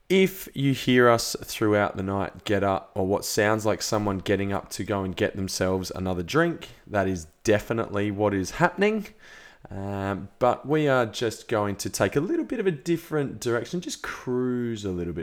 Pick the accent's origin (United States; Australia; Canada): Australia; being an Australian